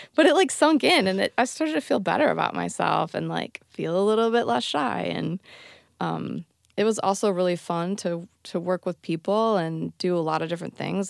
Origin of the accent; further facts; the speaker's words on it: Bay City, Michigan, United States; moved away as an adult; also born or lived in Alameda, California; now in Berkeley, United States; I grew up in Michigan, Bay City, Michigan, where … grew up